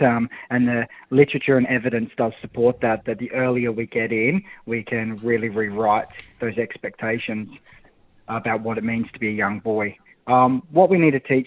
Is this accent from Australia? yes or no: yes; Australia; as an Australian bloke